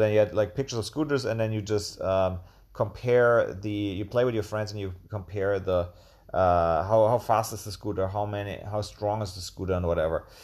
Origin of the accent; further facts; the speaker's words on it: Tübingen, Baden-Württemberg, Germany; moved away as an adult; also born or lived in Münster, Germany; now in Chiang Mai, Thailand; I'm from Germany and, uh, a little town called Tübingen that's, which is near Stuttgart in the south of Germany. And, um, yeah, I grew up with, um, two sisters